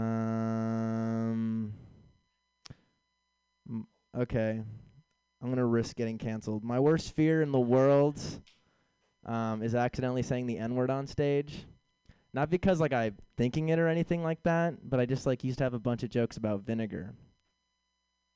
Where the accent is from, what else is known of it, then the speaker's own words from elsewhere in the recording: San Francisco, California, United States; moved away; I'm originally from San Francisco